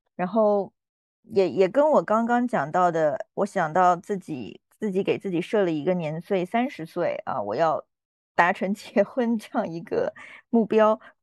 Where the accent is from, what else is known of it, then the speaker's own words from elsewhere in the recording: Yunnan, China; 我是云南人